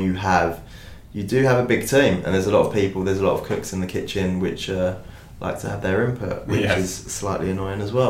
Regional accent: United Kingdom; I'm a British artist

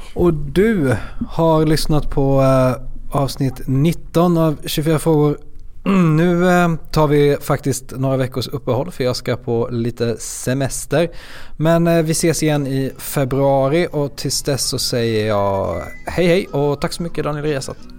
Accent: Småland, Sweden; är smålänning

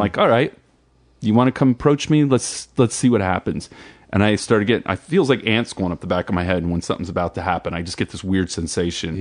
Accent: New Jersey, United States; I'm from Jersey

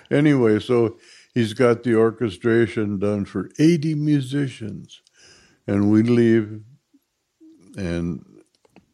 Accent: Minneapolis, Minnesota, United States; I'm from Minneapolis, Minnesota, and was born in 1934

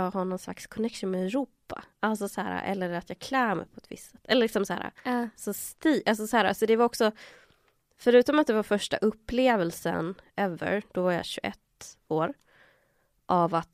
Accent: Chile; Men samtidigt så var de medvetna att jag var chilenare. Ah. För de, de, de ser ju det, alltså i Latinamerika så ser man ju vart alla är ifrån.

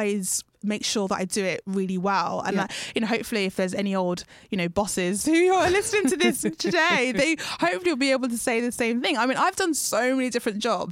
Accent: United Kingdom; I identify with being a black female in the UK, being Ghanaian, being born to Ghanaian parents

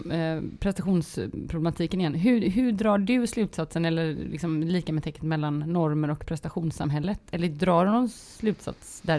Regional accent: Västra Götaland, Sweden; accent: Gothenburg; Men det är också för att jag pratar göteborgska.

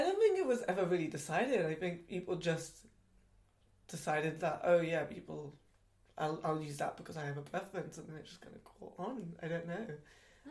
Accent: London, United Kingdom; I grew up in Southall in West London, which is a very very Asian area

